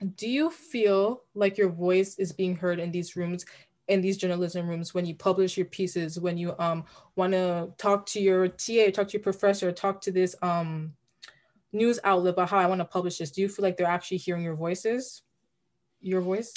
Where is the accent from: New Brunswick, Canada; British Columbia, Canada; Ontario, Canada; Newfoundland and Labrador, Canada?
Ontario, Canada; Brampton; we're from Brampton